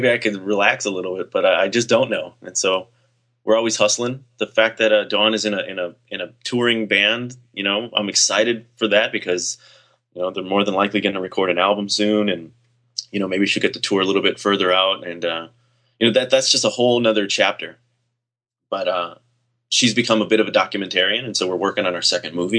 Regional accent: California, United States; I grew up in California

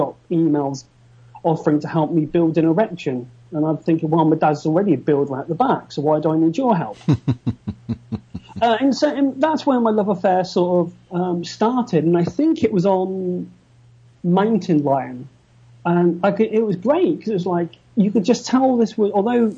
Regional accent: United Kingdom; I'm just good old British

